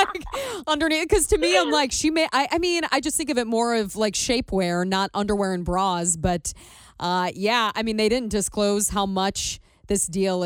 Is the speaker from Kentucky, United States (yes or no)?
yes; Kentucky, United States; now in Cincinnati, United States; I grew up in Kentucky.